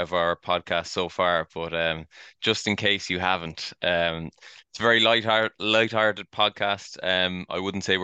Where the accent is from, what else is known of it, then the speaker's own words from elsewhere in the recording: Kinsale, Munster, Ireland; I'm from Kinsale, caddied in the Old Head